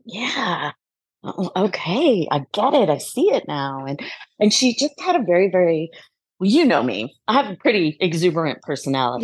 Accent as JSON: {"language": "English", "region": "Southern California", "country": "United States", "tie": "born or raised there", "said": "I was born and I grew up in Southern California"}